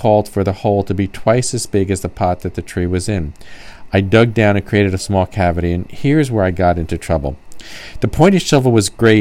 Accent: New Jersey, United States; moved away; Growing up in New Jersey

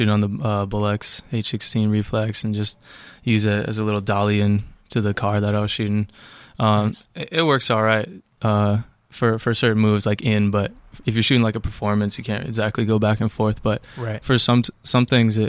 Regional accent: Poughkeepsie, New York, United States; now in Los Angeles, United States; I'm from New York. I'm from upstate New York, technically. Not really. But yeah, it's a town called Poughkeepsie, like an hour and a half out north of Manhattan.

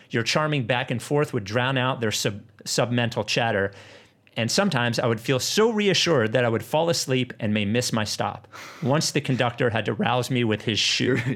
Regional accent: Perth, Western Australia, Australia; I am from Perth in Western Australia.

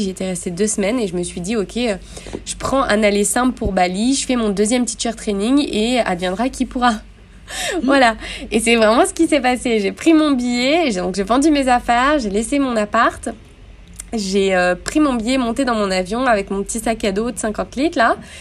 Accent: Grenoble, Auvergne-Rhône-Alpes, France; moved away as an adult; also born or lived in Montpellier; j'ai vécu, grandi, euh, je suis née à Grenoble

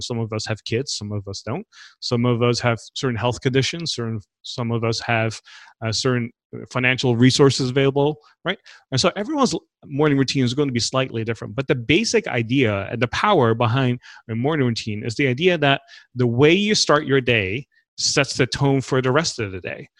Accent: Netherlands; moved away as an adult; also born or lived in Los Angeles; I grew up in the Netherlands

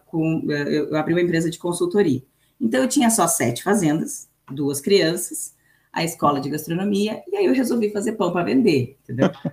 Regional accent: Brazil–Uruguay border, Rio Grande do Sul, Brazil; eu sou brasileira, né? Eu nasci nasci no Brasil, mas é, eu nasci num lugar que a gente chama de linha, né? Que é a divisa entre o Brasil e o Uruguai

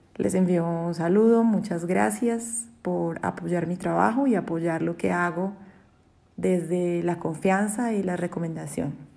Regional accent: Colombia; en mi país, en Colombia

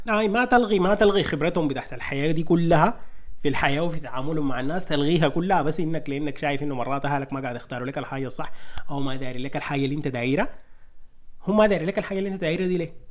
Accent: Sudan; moved away; نحن سودانيين

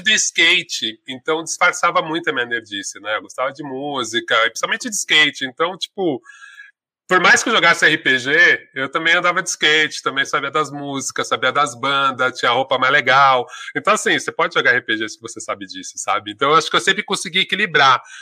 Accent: São Paulo, Brazil; sou do Ipiranga, da Vila das Mercês, paulistano, preto

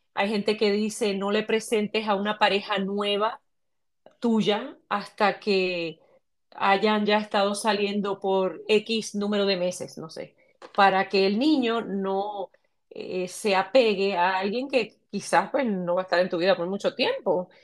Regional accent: Puerto Rico; soy puertorriqueña

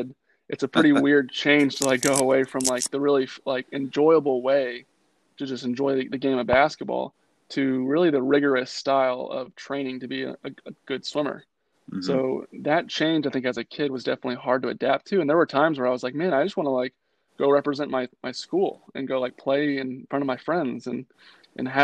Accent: Charlotte, North Carolina, United States; in North Carolina, where I grew up in Charlotte, summer league is like super, super important

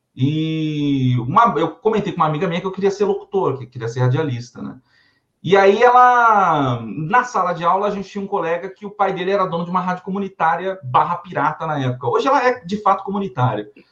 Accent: São Paulo, Brazil; Sou paulistano, sou paulistano, filho de, de alagoanos. Mas nasci aqui na cidade de São Paulo mesmo

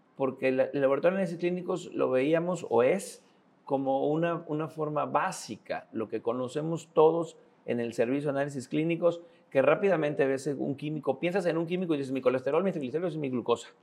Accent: Tabasco, Mexico; also born or lived in Yucatán; now in Mérida, Mexico; el estado de Tabasco, del cual soy oriundo

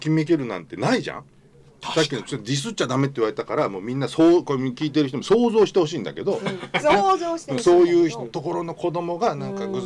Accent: Chiba, Japan; 僕あの千葉

